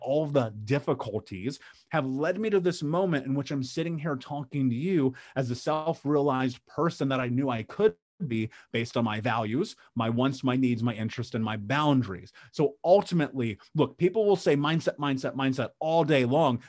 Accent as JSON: {"language": "English", "town": "Indianapolis", "region": "Indiana", "country": "United States", "tie": "born or raised there", "said": "I grew up in Indianapolis in the Midwest in, in America"}